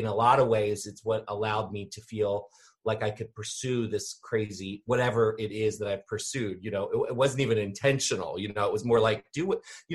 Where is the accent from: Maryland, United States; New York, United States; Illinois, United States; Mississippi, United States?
Maryland, United States; Annapolis; I grew up here in Maryland, in Annapolis, which is, you know, about 20 minutes outside of DC, kind of between DC and Baltimore